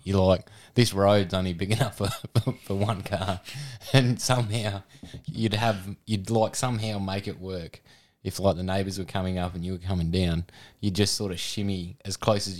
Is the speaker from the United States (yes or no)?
no; Adelaide, South Australia, Australia; And Radelaide. {S0} Radelaide? {S1} Yeah, good old {S0} Born and bred. {S1} Yeah. Unfortunately.